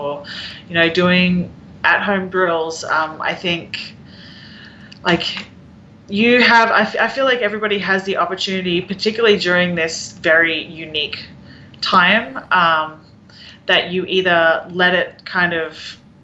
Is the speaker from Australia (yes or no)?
yes; Australia; now in Kansas City, United States; I'm Australian